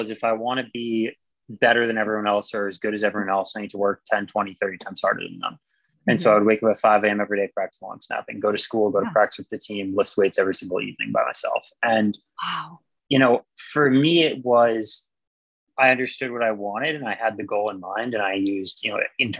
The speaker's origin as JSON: {"language": "English", "region": "Massachusetts", "country": "United States", "tie": "born or raised there", "said": "I liked Boston. I still like Boston. I actually just moved away from Boston again, but I'm sure I'll be back one day."}